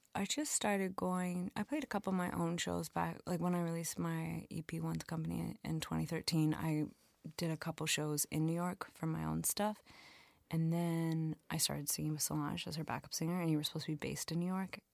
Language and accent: English; London, Ontario, Canada; moved away as an adult; also born or lived in Montreal; I went home to London, Ontario that summer